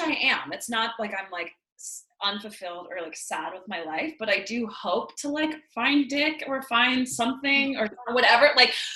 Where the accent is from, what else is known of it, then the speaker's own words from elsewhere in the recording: Boston, Massachusetts, United States; moved away as an adult; also born or lived in Los Angeles, United States; now in Philadelphia, United States; I grew up in Boston, Massachusetts